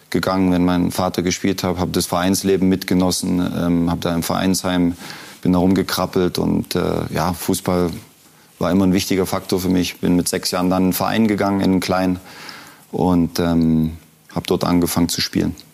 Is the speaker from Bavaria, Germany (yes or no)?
no; Leipzig, Saxony, Germany; born there; Ähm, ich bin in Leipzig geboren, habe ein sensationelles Elternhaus gehabt, habe eine tolle Kindheit